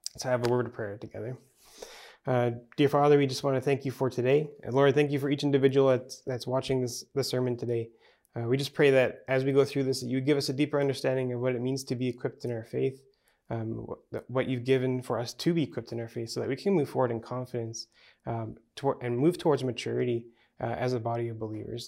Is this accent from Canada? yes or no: yes; Manitoba, Canada; maybe it's because I'm from Manitoba